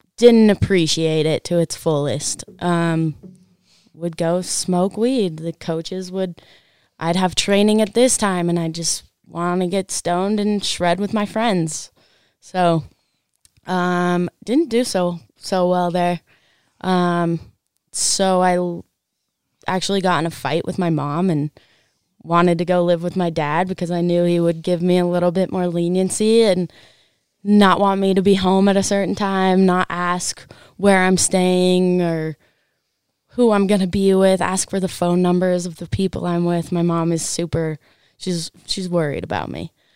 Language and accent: English; Park City, Utah, United States; I grew up in Park City